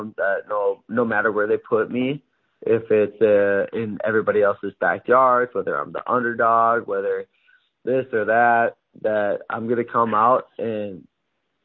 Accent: Minnesota, United States; I'm pretty much from Canada. Minnesota's right on the border of Canada

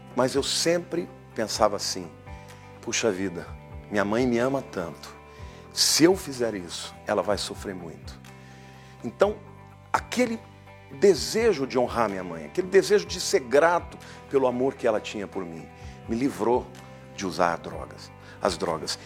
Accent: São Paulo, Brazil; quando eu era jovem, adolescente aqui em São Paulo

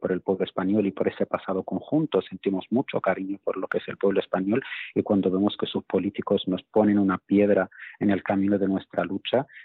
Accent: Western Sahara; now in Spain; yo como saharaui no le estoy pidiendo a España una limosna, no le estoy pidiendo una solidaridad con una causa ajena, yo como ciudadano vivo en este país, vivo en España, pago mis impuestos

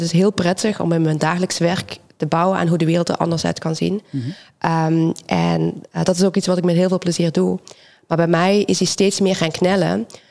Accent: Belgium; moved away as an adult; now in Rotterdam, Netherlands; ik kom uit België origineel. Ik ben in Nederland gekomen vanwege studie.

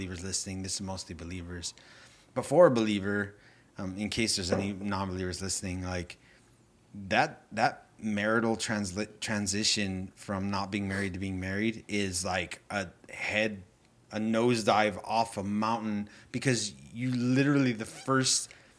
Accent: Baldwin Park, California, United States; Baldwin Park

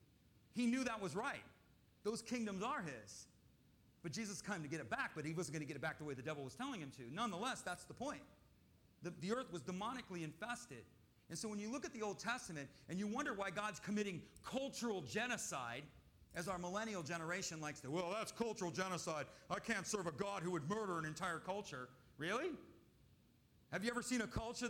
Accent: Michigan, United States; I grew up in Michigan

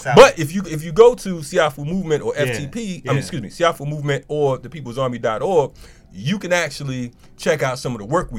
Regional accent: Hartford, Connecticut, United States; I'm from Hartford, Connecticut

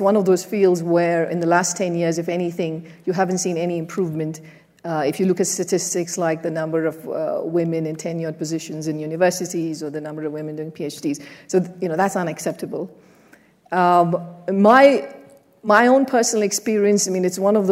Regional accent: India; moved away; I grew up in an emerging market, I grew up in India

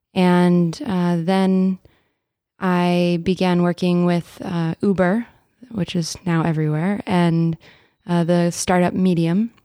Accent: Dallas, Texas, United States; my journey starts in Dallas. I'm originally from Texas

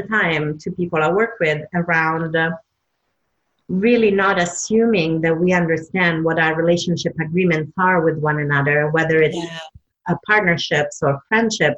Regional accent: Southern Italy, Italy; moved away; the way I was brought up in Italy, Southern Italy

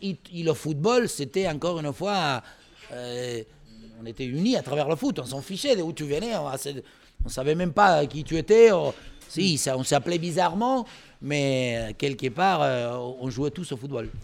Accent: Olavarría, Buenos Aires Province, Argentina; French is a second language; moved away as an adult; also born or lived in Paris, France / Tours, France; now in France; Je viens de Olavarria, c'est à 500 km de Buenos Aires, où dans les années 50, euh, euh, il y avait donc que des pâturages

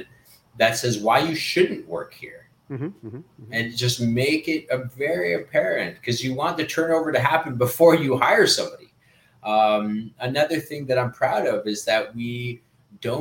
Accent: Canada; also born or lived in Peru; I'm Canadian Peruvian

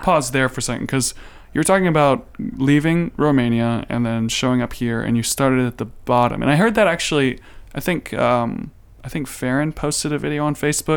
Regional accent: United States; I'm American

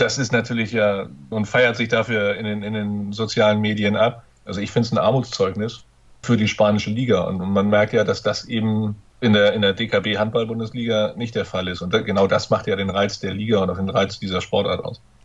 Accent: Northern Germany, Germany; wie man bei uns in Norddeutschland sagt.

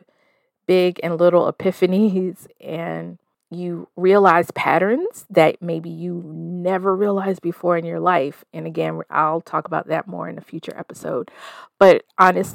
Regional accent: the South, United States; moved away as an adult; also born or lived in Denver, Colorado; I'm a 40-plus-year-old woman raised in the South, currently splitting my time between the Mile High City and my hometown

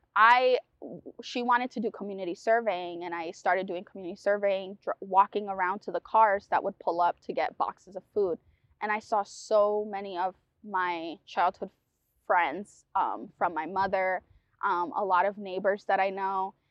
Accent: New London, Connecticut, United States; also born or lived in Puerto Rico; growing up in New London, immigrating, migrating, immigrating from Puerto Rico

